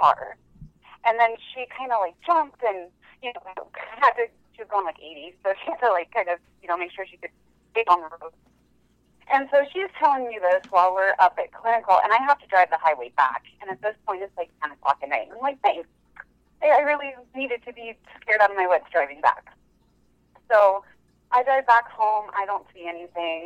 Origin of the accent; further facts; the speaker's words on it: Montana, United States; I'm from Montana. And I actually live kind of in the eastern part of the state